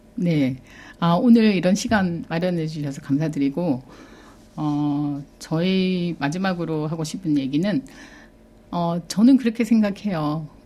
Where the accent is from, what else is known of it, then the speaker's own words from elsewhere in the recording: South Korea; moved away as an adult; also born or lived in Sydney, Australia; now in Australia; 한국에서 대학을 나왔고 네. 어린 시절도 한국에서 보냈고